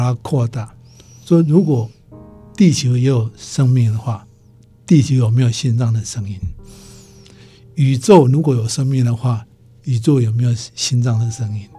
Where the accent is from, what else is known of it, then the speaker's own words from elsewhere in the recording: Taiwan; moved away; 我回台湾以后的